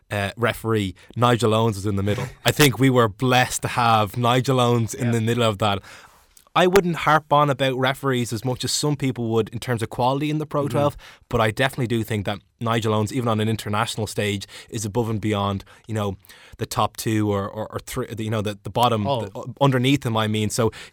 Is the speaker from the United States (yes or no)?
no; Ireland; And, you know, it was a fantastic, as an Irish supporter who does preach for proud provinces.